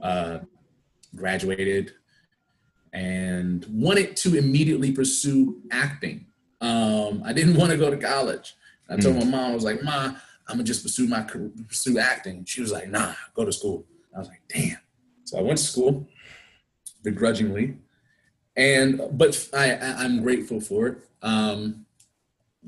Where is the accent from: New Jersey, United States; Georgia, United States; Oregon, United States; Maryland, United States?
Maryland, United States; Suitland; also born or lived in Anacostia, Washington, D.C.; I am from Prince George's County, Maryland, by way of 15th Place, Southeast, Anacostia, D.C.